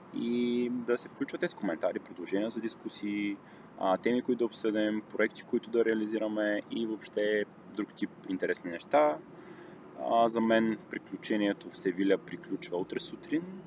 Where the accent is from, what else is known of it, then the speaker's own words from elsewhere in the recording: Silistra, Silistra Province, Bulgaria; в моя роден град Силистра